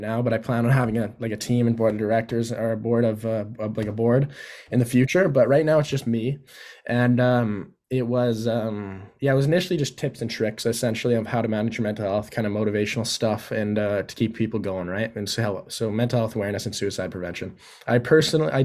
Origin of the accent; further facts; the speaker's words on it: Yukon, Canada; moved away as an adult; also born or lived in Whitehorse; now in Parksville, Canada; I'm born and raised in the Yukon